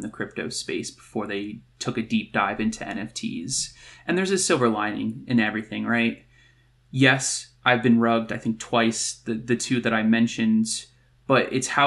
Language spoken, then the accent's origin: English; New Jersey, United States; now in Colorado, United States; I'm originally from New Jersey, born and raised, but I now live in Colorado